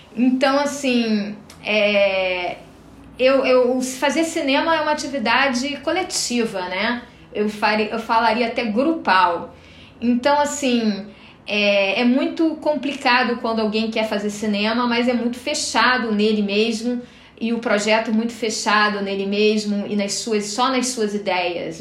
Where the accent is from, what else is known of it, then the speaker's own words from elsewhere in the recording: Rio de Janeiro, Brazil; moved away as an adult; now in Florianópolis, Brazil; eu moro há 18 anos em Florianópolis, né? Mas eu sou do Rio de Janeiro. Acho que o jeito de falar não, não nega